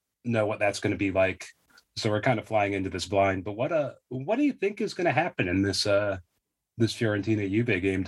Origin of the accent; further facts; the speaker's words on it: Pacific Northwest, United States; I mean, we're both from the Pacific. We both live in the Pacific Northwest. Like, we know a thing or two about rain